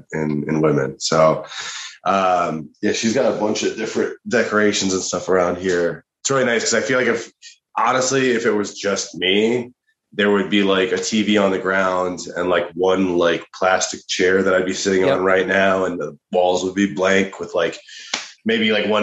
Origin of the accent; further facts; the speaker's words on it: Colorado, United States; moved away as an adult; now in Los Angeles, United States; No, I'm from Colorado originally. Okay. I moved out to LA, I guess, like 4.5 years ago now.